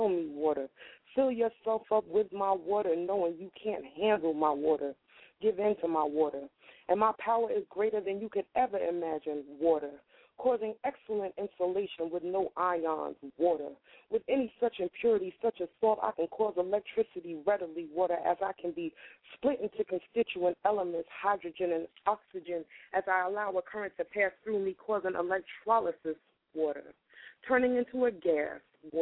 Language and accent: English; New York, United States; now in Wilmington, United States; I'm from New York. I just live in Delaware. I bought a house out here. I'm from New York, and it's all in my heart.